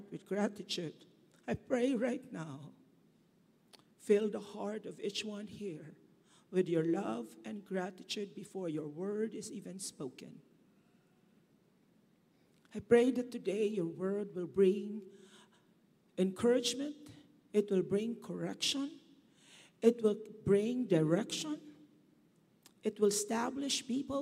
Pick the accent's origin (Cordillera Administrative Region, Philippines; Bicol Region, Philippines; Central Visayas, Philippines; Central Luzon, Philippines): Bicol Region, Philippines; moved away; in my hometown, in Bicol